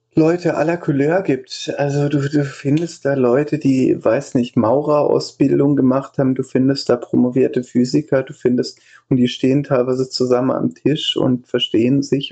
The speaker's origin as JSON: {"language": "German", "town": "Denzlingen", "region": "Baden-Württemberg", "country": "Germany", "said": "in Denzlingen, wo ich herkomme, das ist so zehn Kilometer nördlich von Freiburg"}